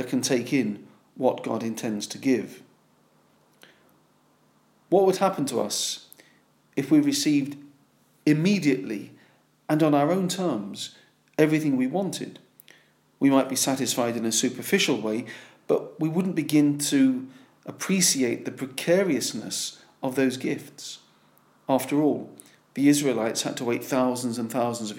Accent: London, United Kingdom; As a Londoner

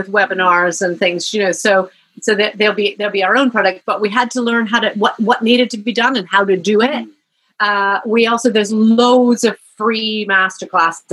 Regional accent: Canada; moved away as an adult; now in United Kingdom; I'm here in the UK. I'm Canadian. I'm living here. I don't have family here

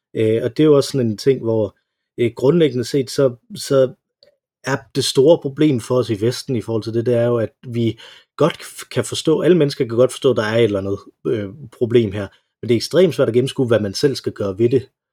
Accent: Denmark

